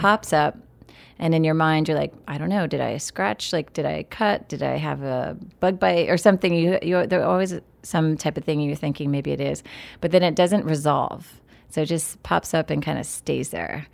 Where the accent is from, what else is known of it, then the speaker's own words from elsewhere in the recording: State College, Pennsylvania, United States; growing up in Happy Valley, Pennsylvania